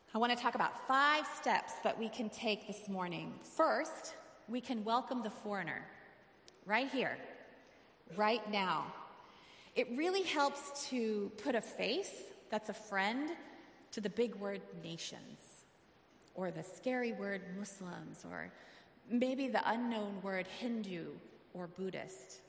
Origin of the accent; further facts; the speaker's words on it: Arizona, United States; I'm from Arizona